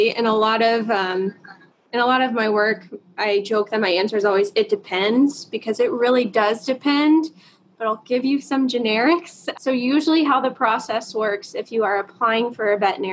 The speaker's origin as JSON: {"language": "English", "region": "the Carolinas", "country": "United States", "moved": "yes", "said": "I am actually from the Carolinas"}